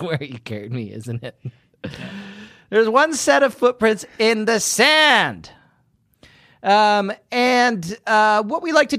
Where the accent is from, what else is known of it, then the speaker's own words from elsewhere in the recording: Fletching, South East England, United Kingdom; also born or lived in Brighton; The town of Fletching, just outside of Uckfield, is where I grew up.